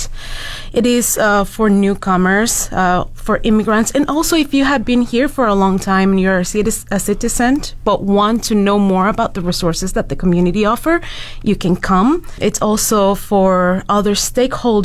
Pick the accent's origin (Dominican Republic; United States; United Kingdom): Dominican Republic; moved away as an adult; now in Fort McMurray, Canada; I am from the Dominican Republic